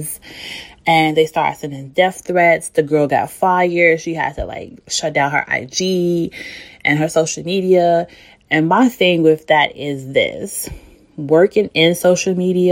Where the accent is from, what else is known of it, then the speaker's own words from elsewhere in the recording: Chicago, Illinois, United States; I'm from Chicago